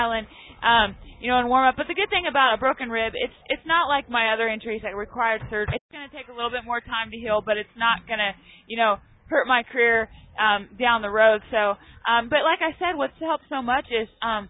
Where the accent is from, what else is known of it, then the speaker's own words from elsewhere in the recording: Claflin, Kansas, United States; now in Wichita, United States; I live in Wichita, but I grew up in Claflin, and it's really the best way to describe it is the center of Kansas